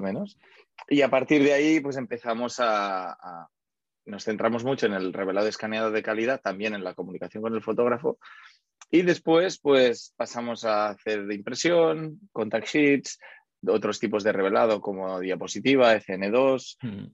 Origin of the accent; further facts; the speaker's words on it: Barcelona, Catalonia, Spain; also born or lived in United States; yo soy de Barcelona